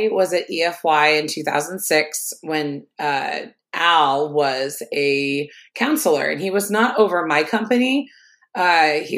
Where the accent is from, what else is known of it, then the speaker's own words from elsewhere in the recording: Dayton, Ohio, United States; I'm from Ohio, Dayton area.